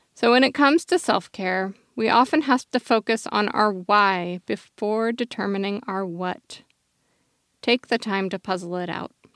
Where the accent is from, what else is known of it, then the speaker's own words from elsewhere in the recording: Eugene, Oregon, United States; I grew up in Tracktown, U S A, otherwise known as Eugene, Oregon